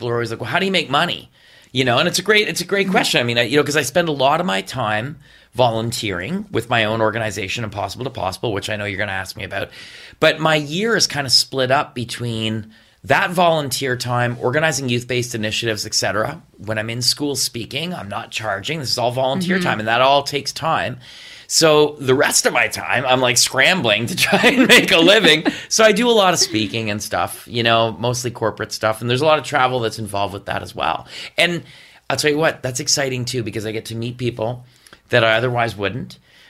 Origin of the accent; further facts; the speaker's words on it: West Carleton, Ontario, Canada; No, my brother and I, we grew up in West Carleton. Mm-hmm. And we had a farm.